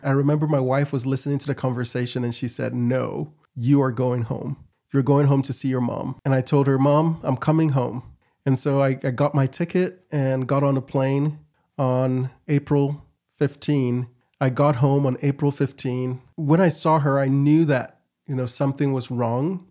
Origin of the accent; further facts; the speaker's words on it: Ghana; now in Utah, United States; I'm from Ghana originally.